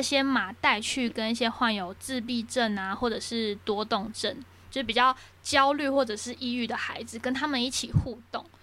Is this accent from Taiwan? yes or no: yes; Taiwan; 我们台湾人